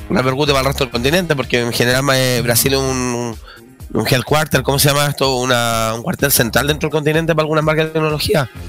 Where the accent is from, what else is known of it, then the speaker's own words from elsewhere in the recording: Chile; Claro, que tú, que nosotros somos chilenos